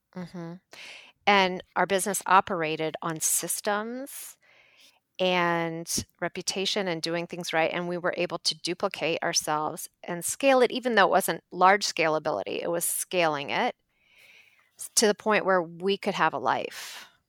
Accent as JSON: {"language": "English", "region": "Ohio", "country": "United States", "moved": "yes", "lives_now": "Minneapolis, United States", "said": "so we're from Ohio and we live now in Minneapolis"}